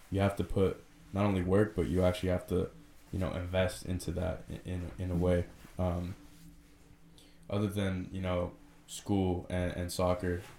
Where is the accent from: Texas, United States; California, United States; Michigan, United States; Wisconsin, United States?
California, United States; San Rafael; also born or lived in Richmond, California; I grew up in Canal, so Marin, but then I actually moved to Richmond